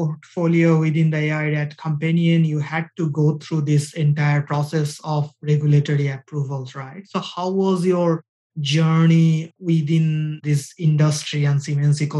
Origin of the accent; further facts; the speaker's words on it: India; moved away; we come from India